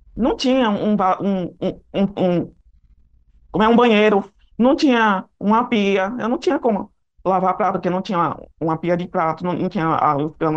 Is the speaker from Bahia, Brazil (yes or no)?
yes; Salvador, Bahia, Brazil; moved away as an adult; now in Catu, Brazil; eu nasci em Salvador. E sou de Salvador, mas infelizmente eu moro aqui em Catu